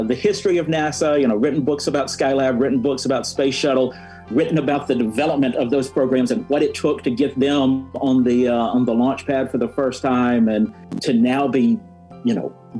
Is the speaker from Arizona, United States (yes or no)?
no; Huntsville, Alabama, United States; I grew up in Huntsville, Alabama, so I'm growing up in the shadow of Marshall Space Flight Center